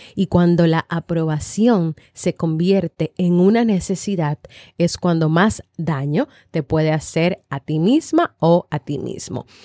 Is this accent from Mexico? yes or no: no; Dominican Republic; en mi país, República Dominicana